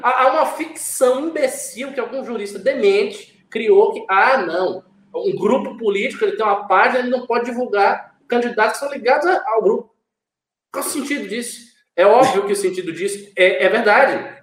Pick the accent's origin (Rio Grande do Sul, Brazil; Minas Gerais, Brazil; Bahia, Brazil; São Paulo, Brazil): Bahia, Brazil; moved away; depois de uns quatro anos eu saí daqui e voltar para minha terra